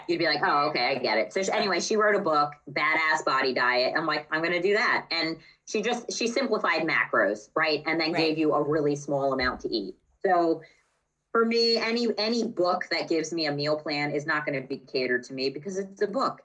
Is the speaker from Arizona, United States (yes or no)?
no; Maryland, United States; moved away as an adult; also born or lived in West Chester, Pennsylvania; I'm from Maryland